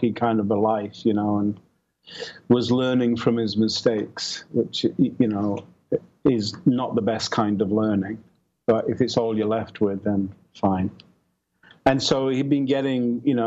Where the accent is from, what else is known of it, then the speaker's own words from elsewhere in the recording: England, United Kingdom; moved away as an adult; now in Santa Barbara, United States; I'm from England.